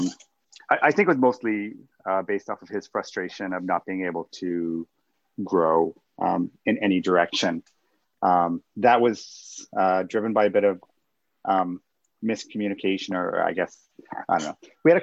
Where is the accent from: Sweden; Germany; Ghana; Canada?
Canada; I am Canadian